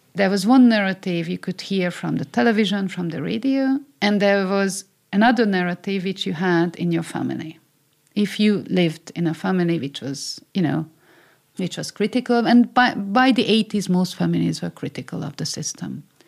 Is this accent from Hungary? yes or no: yes; Hungary; first language Hungarian; English is a second language; moved away as an adult; my childhood is there, my roots are there, my mother tongue, you know, my, my language is there